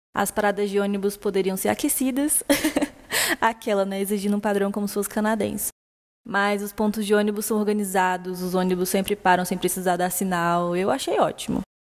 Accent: Brasília, Federal District, Brazil; eu sou de Brasília, é uma cidade onde cada um permanece a maior parte do tempo em suas casas

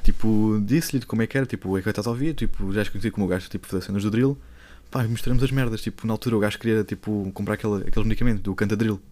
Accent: Lisbon, Portugal; sou de Lisboa

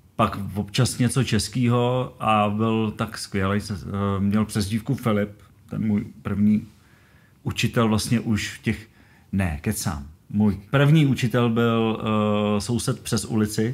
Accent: Kadaň, Ústí nad Labem Region, Czechia; já jsem z Karaně a jezdil jsem do Chomutova

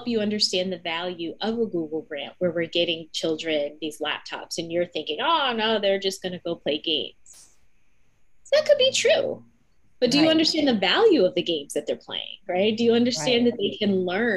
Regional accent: New Jersey, United States; I'm from New Jersey

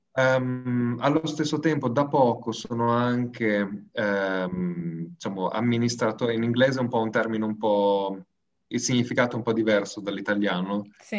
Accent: Molinella, Emilia-Romagna, Italy; moved away as an adult; also born or lived in Bologna / France / Australia; now in Malta; vengo da Molinella, eh, un ridente paese nella provincia di Bologna, tra Bologna e Ferrara.

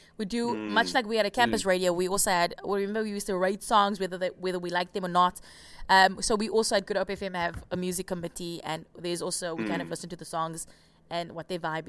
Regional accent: South Africa; first language Afrikaans; English is a second language; Because they're both English and they're Afrikaans as well. And Afrikaans is my first language.

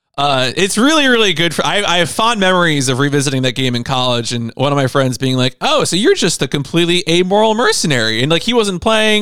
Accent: New Jersey, United States; We're two guys from Jersey

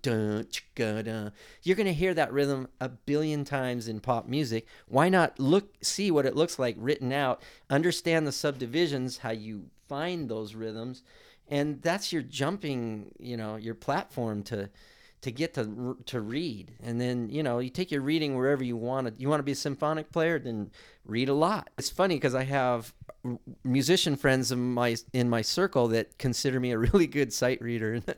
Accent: Hermosa Beach, California, United States; I grew up in Hermosa Beach in the South Bay

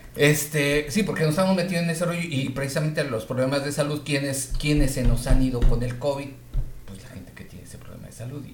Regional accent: Mexico; Yo lo pienso como mexicano.

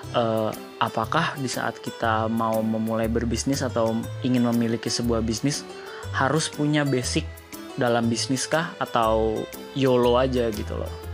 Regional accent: Jakarta, Indonesia; also born or lived in Semarang; Gue orang Jakarta, gue tinggal di Jakarta, tapi gue adalah lulusan arsitektur Undip

